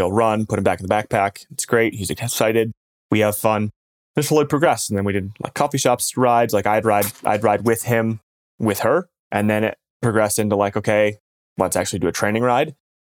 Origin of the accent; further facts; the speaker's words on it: Michigan, United States; The cold weather stuff's definitely helpful, like growing up in Michigan. And when I go back there, like it just, the other stuff, you can just, you almost hear it sometimes, like when it gets like negative 10.